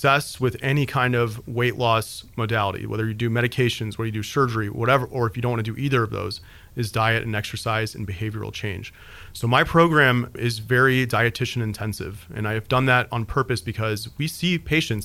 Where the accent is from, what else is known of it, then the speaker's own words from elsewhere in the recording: Peoria, Illinois, United States; moved away as an adult; now in Hendersonville, United States; I'm from Peoria, Illinois, which is, you know, a town about the size of Hendersonville in central Illinois